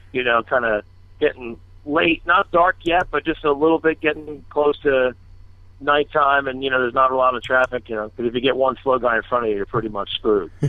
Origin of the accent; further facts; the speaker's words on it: Collingswood, New Jersey, United States; also born or lived in Cape May; I, I kind of grew up in um, around the Collingswood area for some of it, um, and then um, and then Cape May down the shore